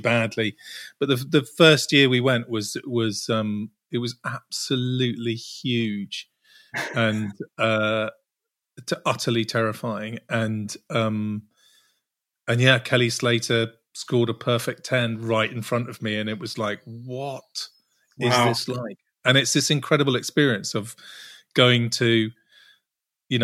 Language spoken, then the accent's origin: English; Cornwall, South West England, United Kingdom; I grew up surfing in Cornwall